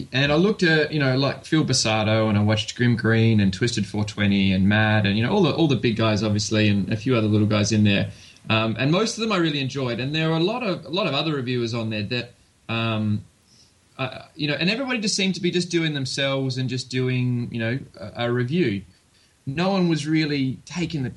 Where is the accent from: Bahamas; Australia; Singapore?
Australia; my hometown, like home city, you know, of, you know, 1.5 million people